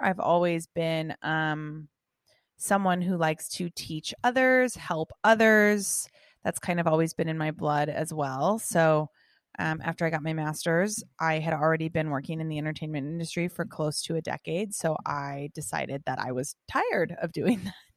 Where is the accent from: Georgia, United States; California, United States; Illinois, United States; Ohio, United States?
California, United States; Los Angeles; also born or lived in England / San Diego; I was born and raised in Los Angeles, California